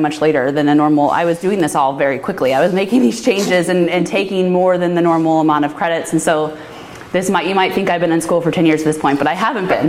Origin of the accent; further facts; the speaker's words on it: St. Louis, Missouri, United States; moved away as an adult; now in Oregon, United States; I'm from St. Louis, Missouri